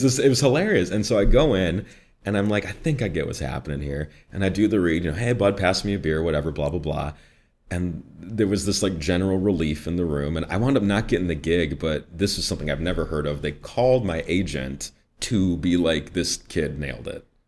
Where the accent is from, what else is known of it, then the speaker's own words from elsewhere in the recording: Midwest, United States; accent: Midwest; I'm from the, the northwest suburbs.